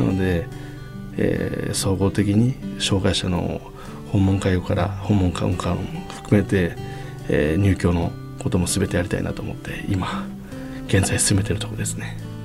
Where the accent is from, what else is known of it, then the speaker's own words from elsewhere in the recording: Kyushu, Japan; moved away; also born or lived in Toyota, Aichi; 私九州出身なんですけど